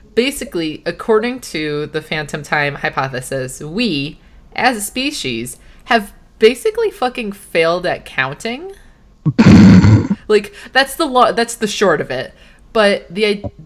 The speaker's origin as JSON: {"language": "English", "country": "United States", "said": "I'm American"}